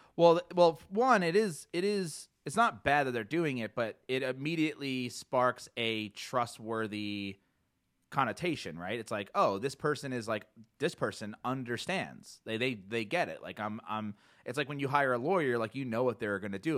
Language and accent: English; New Jersey, United States; now in Boulder, United States; growing up in South Jersey